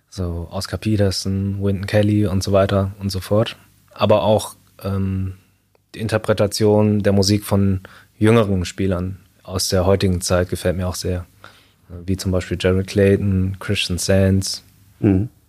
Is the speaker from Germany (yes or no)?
yes; Münster, North Rhine-Westphalia, Germany; also born or lived in Shanghai, China; habe ich nochmal fünf Jahre in Shanghai gelebt. Und dann bin ich im Alter von sieben Jahren dann wieder zurück nach Deutschland gekommen, in die Nähe von Münster. Also Münster-Hiltrup war ich dann.